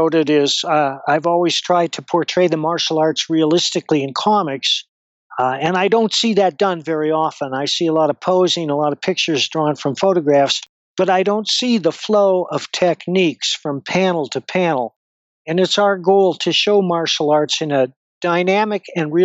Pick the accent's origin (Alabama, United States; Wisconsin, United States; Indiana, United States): Wisconsin, United States; Madison; moved away as an adult; now in Colorado, United States; I was born in Madison, Wisconsin, and I lived there off and on through most of my life